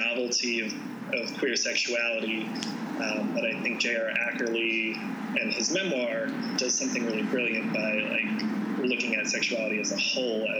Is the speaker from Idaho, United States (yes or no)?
yes; North Idaho, United States; moved away as an adult; also born or lived in Bellingham, Washington; I grew up in North Idaho in, shall we say, a rather conservative Christian denomination.